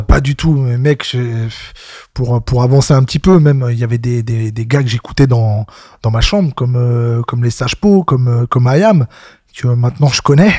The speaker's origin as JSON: {"language": "French", "town": "Rennes", "region": "Brittany", "country": "France", "tie": "born or raised there", "also_born_or_lived": "Noyal-sur-Vilaine", "said": "j'ai né, j'ai grandi à Rennes, donc en Zub Sud"}